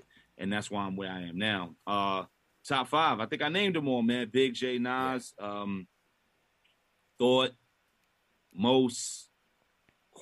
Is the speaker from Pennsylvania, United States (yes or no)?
no; New York City, New York, United States; I grew up on St. James